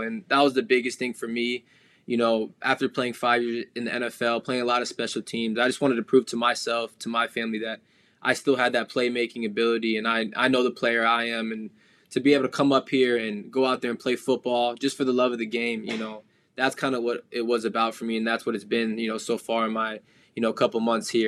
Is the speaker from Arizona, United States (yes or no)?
yes; the Valley, Arizona, United States; moved away as an adult; now in Toronto, Canada; growing up in the Valley, I played Pop Warner